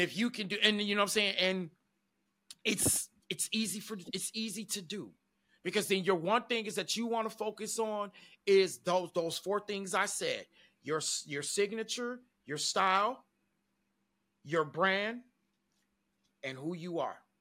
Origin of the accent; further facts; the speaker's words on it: Detroit, Michigan, United States; I grew up in Detroit, Michigan